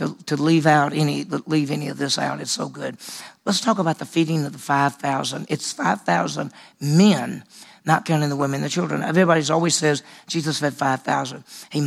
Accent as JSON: {"language": "English", "town": "Meridian", "region": "Mississippi", "country": "United States", "tie": "born or raised there", "also_born_or_lived": "Vicksburg, Mississippi / Dallas", "said": "I grew up in Meridian, Mississippi, which is on the west side of the state, but I also lived in Vicksburg, Mississippi, which is right on the river. And I was in the second and third grade in Vicksburg"}